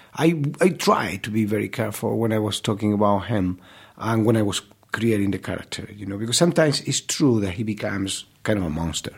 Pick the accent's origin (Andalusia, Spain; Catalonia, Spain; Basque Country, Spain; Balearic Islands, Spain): Andalusia, Spain; Málaga; English is a second language; moved away as an adult; my hometown, you know, with my people